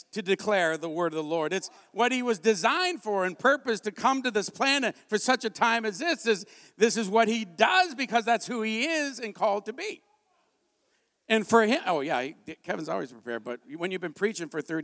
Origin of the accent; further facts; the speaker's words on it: Canada; I'm a Canadian.